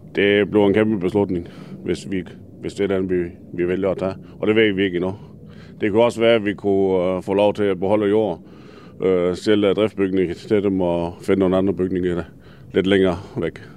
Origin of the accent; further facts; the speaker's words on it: Denmark; det er mit barndomshjem. Jeg er født og opvokset her